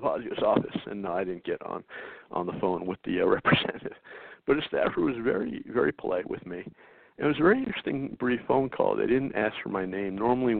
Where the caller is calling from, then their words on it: North Carolina, United States; So here I am, I'm calling from North Carolina.